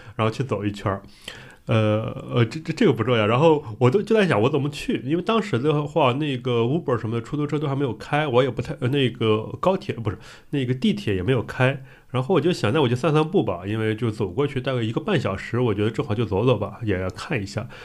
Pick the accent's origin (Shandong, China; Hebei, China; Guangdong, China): Shandong, China; Qingdao; also born or lived in Beijing; now in Shanghai, China; 我是青岛人